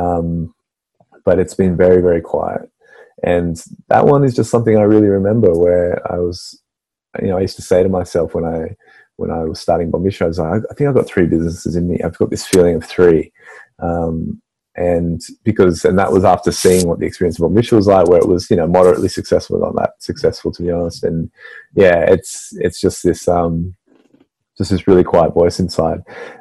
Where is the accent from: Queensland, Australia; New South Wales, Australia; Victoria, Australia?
New South Wales, Australia; Sydney; So I've recently moved back to Maroubra, which, if you don't know the area, it's right near the beach, and it's just, you know, I grew up here